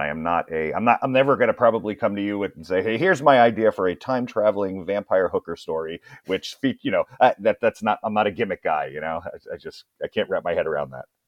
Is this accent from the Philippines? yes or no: no; Annapolis, Maryland, United States; moved away; also born or lived in Brooklyn, New York; I'm originally from Brooklyn, New York